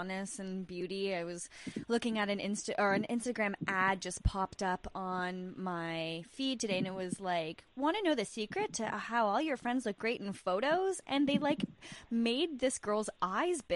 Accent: Northern Ontario, Canada; I am from Northern Ontario

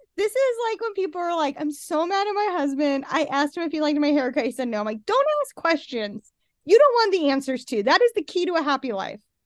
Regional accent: Salt Lake City, Utah, United States; now in Utah County, United States; I live in Utah County and I w, I'm from Salt Lake

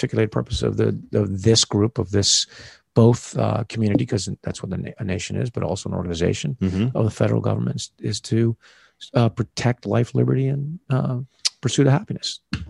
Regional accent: United States

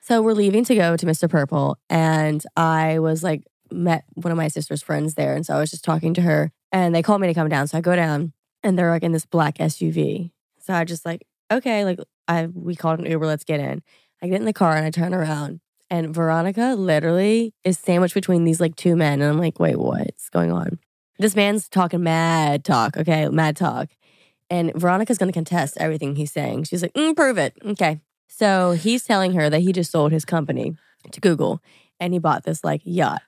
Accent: Louisiana, United States; moved away as an adult; also born or lived in New York; I grew up in Louisiana, went to L S U

